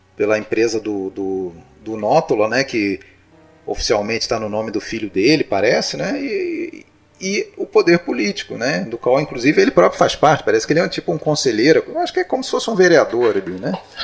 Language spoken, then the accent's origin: Portuguese; Brazil; nós sendo brasileiros